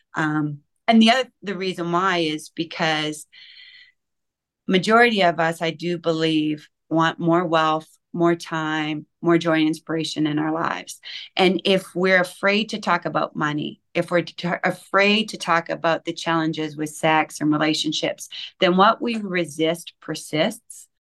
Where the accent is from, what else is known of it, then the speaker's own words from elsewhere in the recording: Canada; I'm Canadian